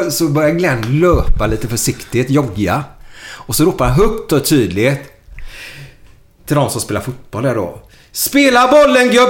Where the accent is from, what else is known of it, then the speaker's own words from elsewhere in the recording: Gothenburg, Västra Götaland, Sweden; jag är från Frölunda, ah